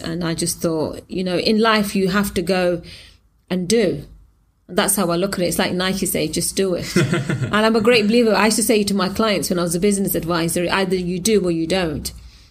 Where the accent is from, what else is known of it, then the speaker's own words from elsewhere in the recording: England, United Kingdom; Again, you know, as I was from England, it's, you know, the language is the same, the pound is the same, and all it is just a little bit of water between me and sort of England.